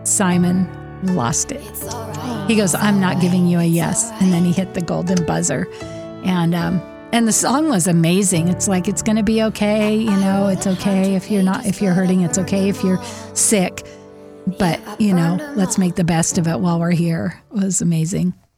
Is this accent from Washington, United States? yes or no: yes; Whidbey Island, Washington, United States; I'm from Whidbey Island